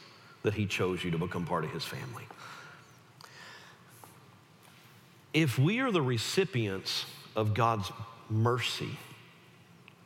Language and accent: English; the South, United States; I was raised in the South